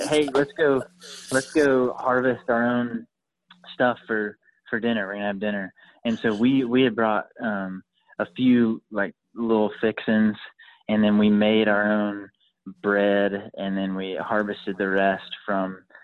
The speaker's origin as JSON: {"language": "English", "town": "Lawrenceville", "region": "Georgia", "country": "United States", "tie": "born or raised there", "also_born_or_lived": "Monroe, Georgia", "said": "I grew up in Lawrenceville"}